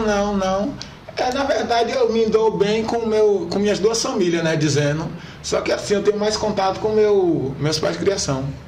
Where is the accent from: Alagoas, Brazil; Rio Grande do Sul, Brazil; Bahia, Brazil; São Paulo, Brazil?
Bahia, Brazil; Corte de Pedra; also born or lived in Taperoá, Bahia / Feira de Santana, Bahia; eu sou natural de Itaperoá, né? natural de Itaperoá, Bahia, mas eu fui criado em Corte de Pedra.